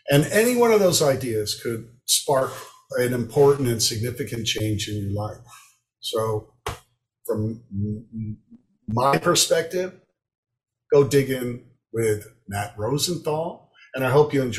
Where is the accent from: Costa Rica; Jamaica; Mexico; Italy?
Italy; Florence, Tuscany; also born or lived in Miami, United States; I was born in Miami, but we moved immediately to Italy, where my father studied, you know, at the Florence Institute of Art.